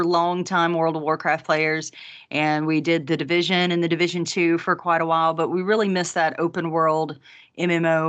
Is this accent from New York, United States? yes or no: no; Louisiana, United States; I'm from Louisiana